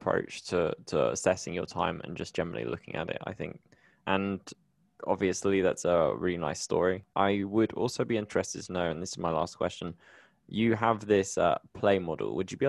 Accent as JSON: {"language": "English", "country": "United Kingdom", "moved": "yes", "lives_now": "Colombia", "said": "I'm British, but I live in Colombia"}